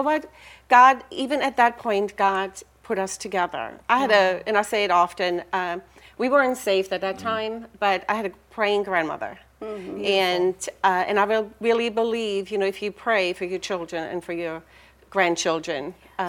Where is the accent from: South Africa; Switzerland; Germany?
Germany; first language German; English is a second language; moved away as an adult; now in United States; I was born and raised in Germany.